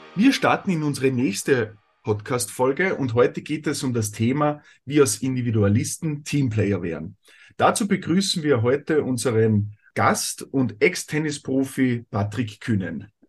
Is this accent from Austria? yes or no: yes; Austria; bei uns in Österreich